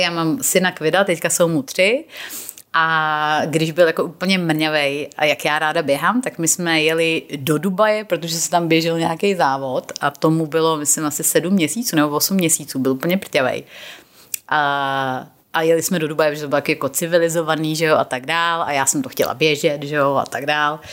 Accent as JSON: {"language": "Czech", "country": "Czechia", "also_born_or_lived": "England", "moved": "as an adult", "said": "když jsem tenkrát odjela jako z Čech"}